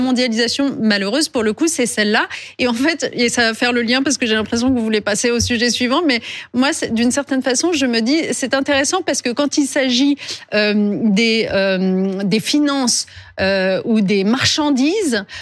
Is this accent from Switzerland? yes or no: no; France; chez nous, en France